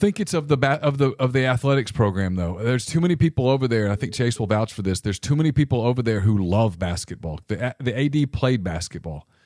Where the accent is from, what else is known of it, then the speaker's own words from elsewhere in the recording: Ruston, Louisiana, United States; I grew up in Ruston, Louisiana in the eighties